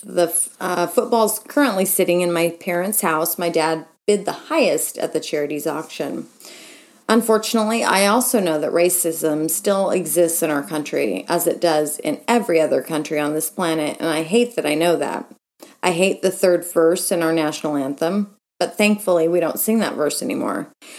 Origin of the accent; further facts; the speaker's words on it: California, United States; I was raised in the San Francisco Bay Area and have been a diehard 49ers fan as long as I can remember.